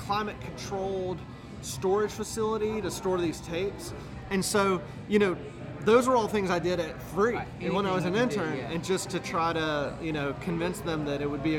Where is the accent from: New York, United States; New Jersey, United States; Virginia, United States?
Virginia, United States; Roanoke; I'm from Roanoke, Virginia.